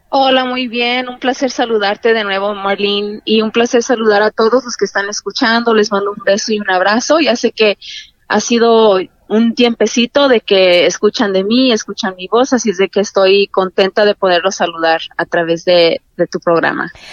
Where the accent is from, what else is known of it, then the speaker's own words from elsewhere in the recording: Montclair, Pomona, San Bernardino area, California, United States; also born or lived in Los Angeles, California / Zacatecas (parents); soy nacida en Los Ángeles, California Ah, solo que me crié un poco ah, hacia el este, en el área de Montclair, Pomona, San Bernardino